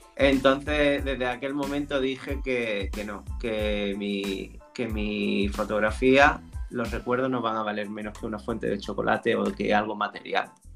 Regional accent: Nerja, Andalusia, Spain; trabajaba en la discoteca de mi pueblo, en Nerja

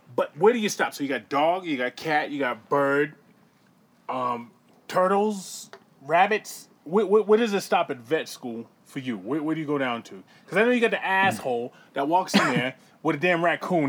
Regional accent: Boston, Massachusetts, United States; I grew up in Boston

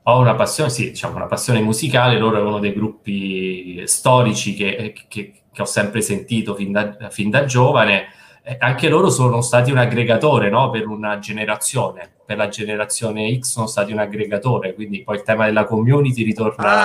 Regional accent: Posta Fibreno, Lazio, Italy; moved away as an adult; also born or lived in Rome / Milan; Io sono di Posta Fibreno, che non so se conosci, che penso proprio di no, è un paese in provincia di Frosinone

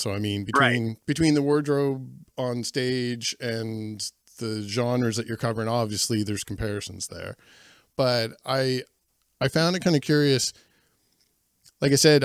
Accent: New Glasgow, Nova Scotia, Canada; I'm born and raised in New Glasgow and I'm in the Glasgow right now.

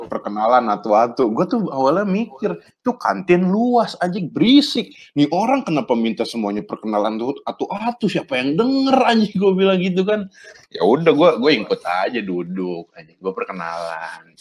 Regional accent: Bandung, West Java, Indonesia; padahal gue orang Bandung

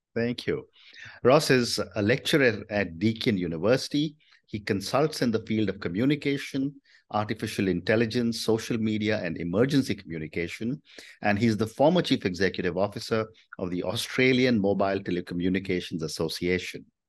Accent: India; speaking as an Indian

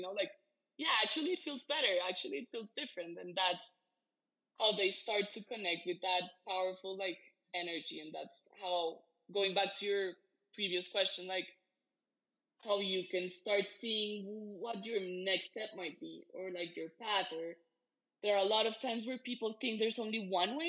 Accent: Bogotá, Bogotá Capital District, Colombia; I'm from Bogota, Colombia, in South America

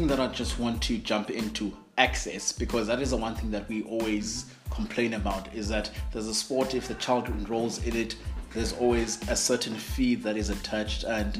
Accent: Queenstown, Eastern Cape, South Africa; I'm from Queenstown

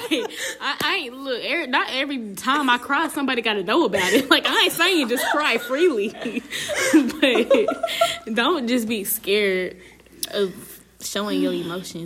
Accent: North Carolina, United States; moved away; I grew up in North Carolina

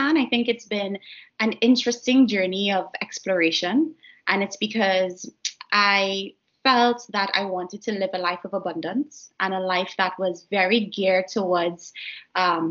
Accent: Trinidad & Tobago; moved away as an adult; also born or lived in Edinburgh, United Kingdom; my home country of Trinidad and Tobago

